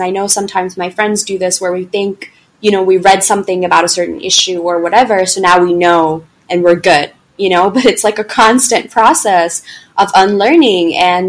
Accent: the South, United States; because I just had such bad experiences growing up in the South or whatever it might be

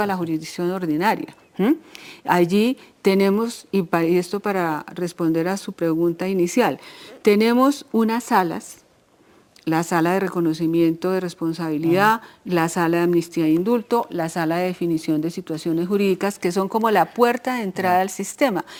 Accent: Colombia; Nosotros, como colombianos, como colombianas

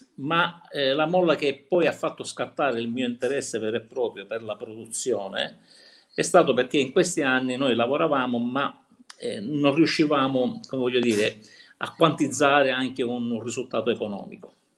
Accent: Cinisi, Sicily, Italy; Cinisi, il mio paese dove abitiamo, che è in provincia di Palermo

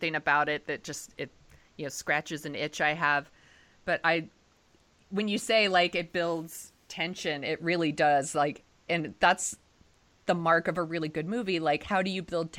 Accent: Bay Area, California, United States; I grew up in the Bay Area. I live in San Francisco

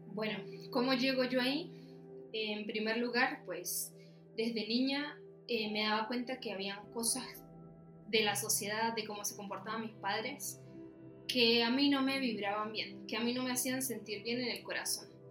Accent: Venezuela; moved away as an adult; now in Chile; yo vivía en Venezuela. O sea, yo soy de Venezuela. Mi papá es chileno, pero él se fue para allá

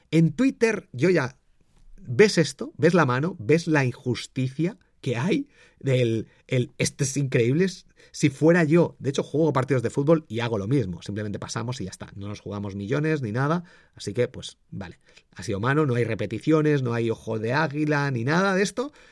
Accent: Valladolid, Castile and León, Spain; born there; also born or lived in Madrid; Yo soy del Real Valladolid, yo nací allí. Siempre cuando me preguntan digo que soy de Madrid para eh, Valladolid. Eh, soy de Madrid, porque he vivido mucho tiempo en Madrid

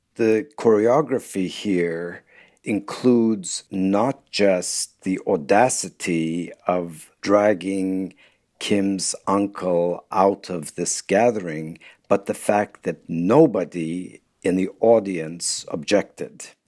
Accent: Turkey; moved away; when I was growing up in Turkey in the 1960s and the 1970s

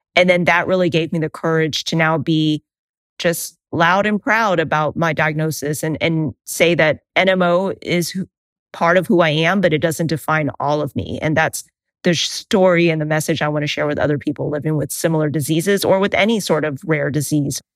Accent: United States; I identify as Asian American or Vietnamese American

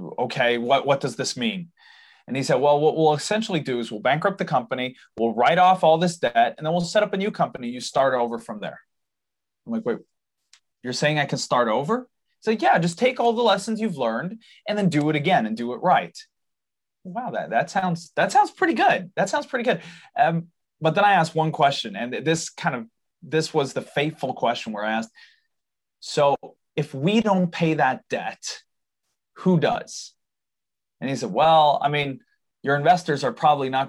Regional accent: Sweden; we live in Sweden. I'm born here, raised here. I apologize for my accent. That's my dad's fault. He's from the US. but I'm born and raised in Sweden

